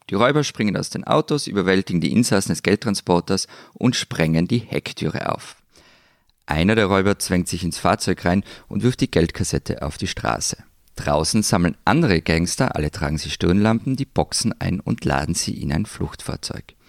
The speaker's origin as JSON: {"language": "German", "region": "Tyrol", "country": "Austria", "said": "wir wären natürlich nicht in Tirol"}